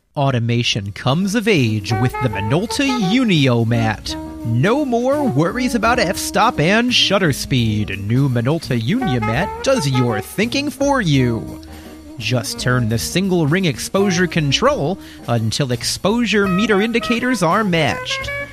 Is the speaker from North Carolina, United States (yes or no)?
no; Lehigh Valley, eastern Pennsylvania, United States; I'm originally from eastern Pennsylvania. I grew up in the Lehigh Valley, about an hour north of Philly